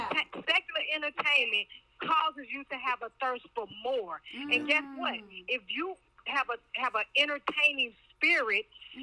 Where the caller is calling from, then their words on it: Pflugerville, Texas, United States; I'm calling from Pflugerville, Texas.